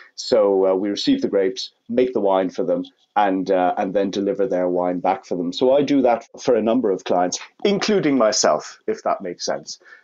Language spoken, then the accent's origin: English; Limerick, Munster, Ireland; moved away as an adult; also born or lived in United Kingdom; Growing up in Limerick in South West Ireland in the countryside